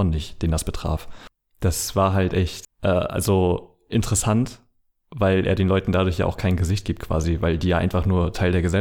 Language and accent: German; Mecklenburg-Vorpommern, Germany; Aus meiner, aus meiner Heimat, ja. Also in Mecklenburg ist das halt ganz schlimm äh, gerade, da sind ganz viele Dörfer um Wismar rum